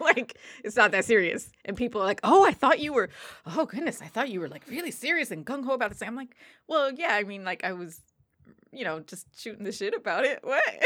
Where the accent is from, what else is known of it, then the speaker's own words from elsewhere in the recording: New Jersey, United States; I'm from New Jersey